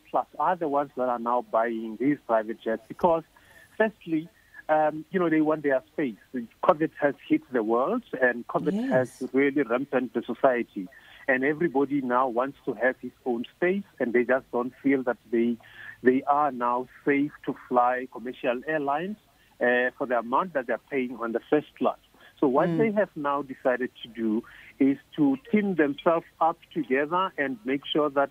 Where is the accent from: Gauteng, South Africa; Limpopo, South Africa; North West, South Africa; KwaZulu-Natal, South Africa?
North West, South Africa; Mahikeng; my hometown in Mafikeng